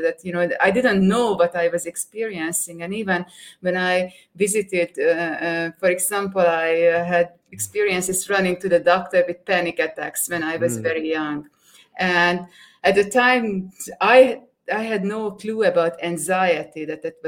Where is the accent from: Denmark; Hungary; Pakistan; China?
Hungary; moved away; I'm originally from Hungary in Europe